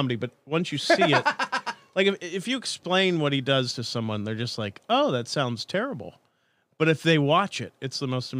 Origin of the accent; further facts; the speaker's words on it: the Florida Keys, United States; moved away; I was raised in the Keys